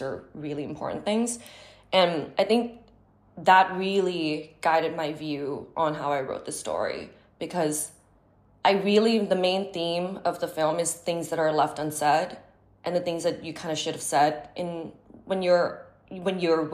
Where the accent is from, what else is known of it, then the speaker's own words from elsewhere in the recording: Bangkok, Thailand; moved away as an adult; now in Los Angeles, United States; my experience growing up in Thailand